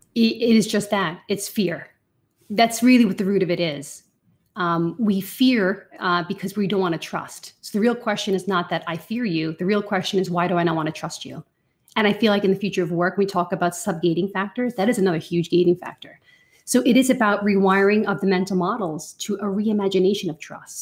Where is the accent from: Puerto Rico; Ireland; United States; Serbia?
Ireland; accent: Irish; I definitely go, go rogue in my Irish accent when I'm with a fellow Irish person